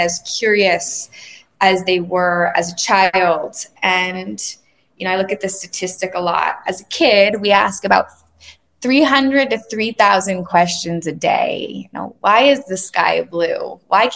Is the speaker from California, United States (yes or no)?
yes; Laguna Beach, California, United States; I grew up in Laguna Beach, a small beach town in Southern California